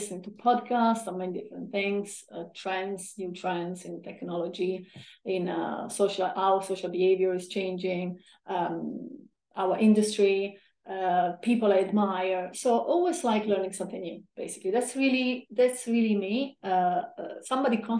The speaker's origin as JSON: {"language": "English", "region": "a small town in southern Italy", "country": "Italy", "tie": "born or raised there", "also_born_or_lived": "London", "moved": "as an adult", "said": "I come from a small town in southern Italy. I grew up in a beautiful family. Spent in Italy most of my time until I was 25."}